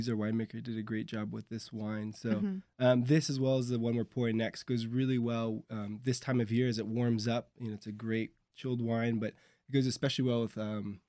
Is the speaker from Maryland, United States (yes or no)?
yes; Bethesda, Maryland, United States; I grew up in Bethesda most of my life